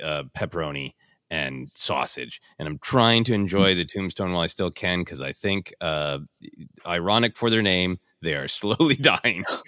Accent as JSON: {"language": "English", "region": "Midwest", "country": "United States", "accent": "Midwestern", "said": "my loud Midwestern accent."}